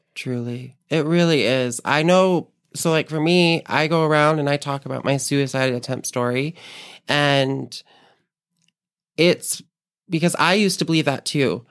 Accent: Lehi, Utah, United States; born and raised in Utah. Um, raised most of my life in Lehigh, Utah, of all places

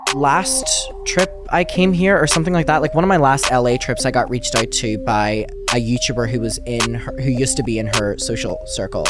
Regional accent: Derry, Northern Ireland, United Kingdom; moved away; I grew up in Derry, which is like the smallest city ever and it's like really up north

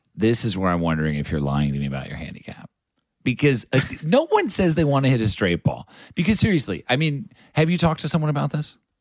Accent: United States; me being an American

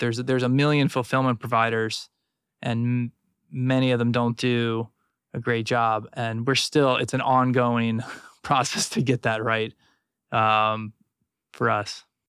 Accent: South Florida, United States; I grew up in South Florida

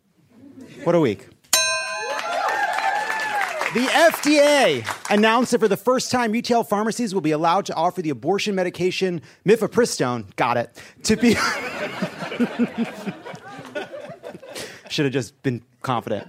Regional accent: East Coast, United States; now in Los Angeles, United States; I'm from the East Coast

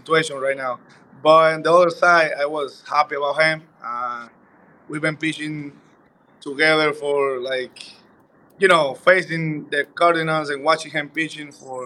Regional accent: Dominican Republic; born or raised there; moved away as an adult

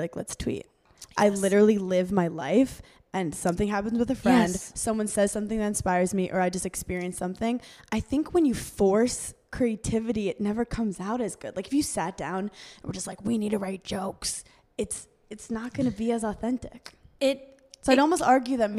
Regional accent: New York City, New York, United States; I'm from Brooklyn

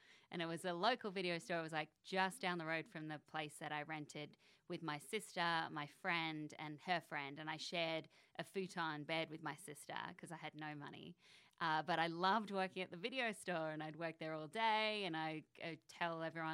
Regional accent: Canberra, Australian Capital Territory, Australia; born or raised there; moved away as an adult; also born or lived in Sydney

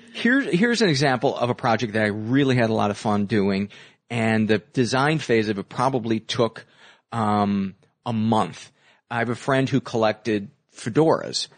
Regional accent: Homewood, Illinois, United States; south suburbs of Chicago

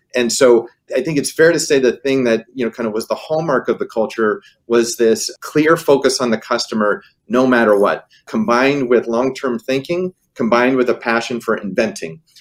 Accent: Pittsburgh, Pennsylvania, United States; moved away; I was a kid growing up in Pittsburgh

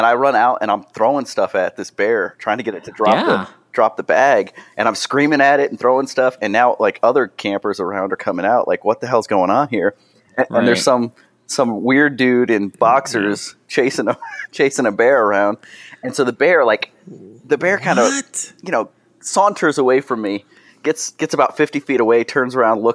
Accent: New York, United States; I'm from New York

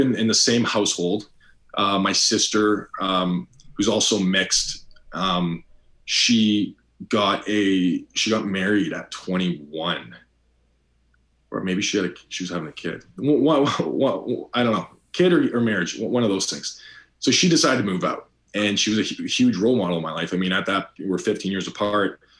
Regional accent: Toronto, Ontario, Canada; now in United States; I grew up born and raised in Toronto, Ontario

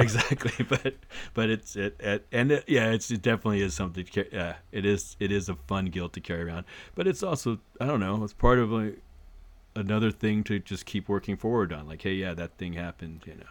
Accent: Arcadia, California, United States; I grew up in Arcadia, which is, which at the time was very much, uh, the horse, sanity to horse-track driven economy

